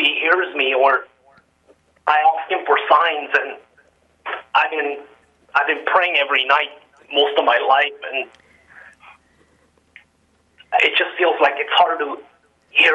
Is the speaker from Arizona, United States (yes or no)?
no; California, United States; now in Alaska, United States; I'm originally from California